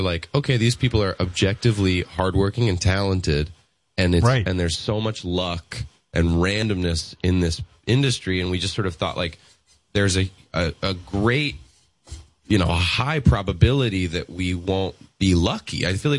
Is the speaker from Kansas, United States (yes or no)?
no; Los Angeles, California, United States; we grew up in Los Angeles